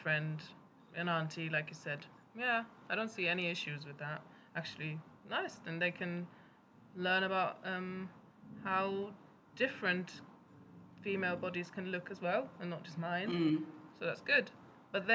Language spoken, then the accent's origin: English; Germany; moved away; I remember them from growing up in Germany